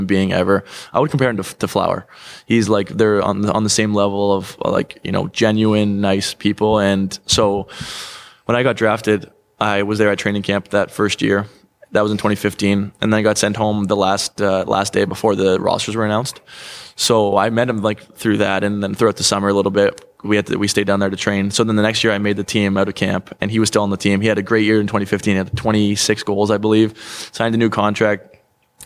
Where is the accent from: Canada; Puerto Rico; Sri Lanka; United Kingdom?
Canada; Toronto, Ontario; born or raised there